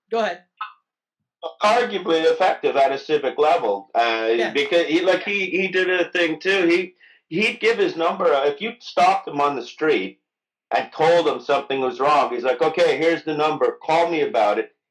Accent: Mississauga, Ontario, Canada; born there; I was born in Mississauga. Don't let the Wikipedia page deny this, but Tor- uh, Toronto is not my home in any way.

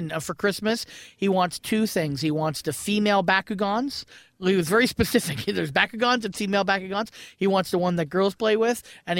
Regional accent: Brantford, Ontario, Canada; born or raised there

